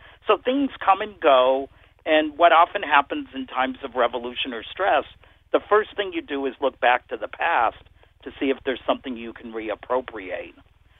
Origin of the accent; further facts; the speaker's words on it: Pennsylvania, United States; I'm from Pennsylvania